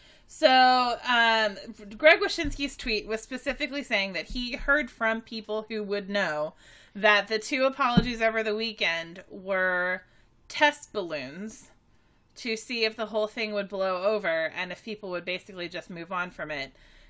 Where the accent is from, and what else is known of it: United States